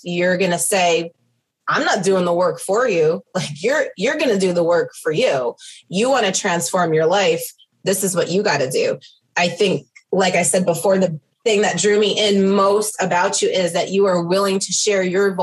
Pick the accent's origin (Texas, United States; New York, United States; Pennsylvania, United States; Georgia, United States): New York, United States; I'm Italian. I'm from New York.